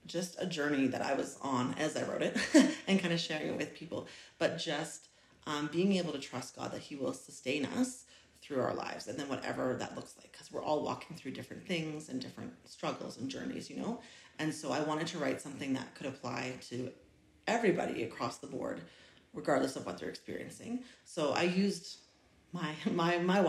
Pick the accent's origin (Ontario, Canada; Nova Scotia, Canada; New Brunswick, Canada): Nova Scotia, Canada; moved away as an adult; now in Grande Prairie, Canada; I'm from Nova Scotia, and I lived there until I was about 22 years old